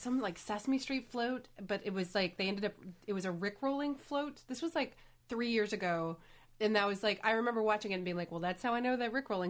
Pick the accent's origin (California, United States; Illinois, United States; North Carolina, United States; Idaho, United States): North Carolina, United States; Winston-Salem; born or raised there; moved away; also born or lived in Chapel Hill, North Carolina